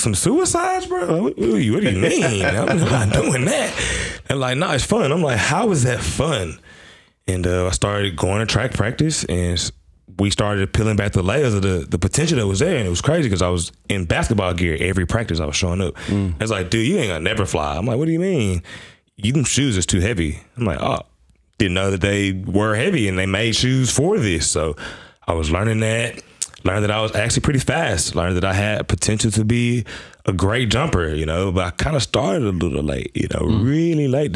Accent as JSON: {"language": "English", "town": "Memphis", "region": "Tennessee", "country": "United States", "tie": "born or raised there", "moved": "as an adult", "lives_now": "Adelaide, Australia", "said": "I'm from Memphis, Tennessee. Born and raised out of the South of America."}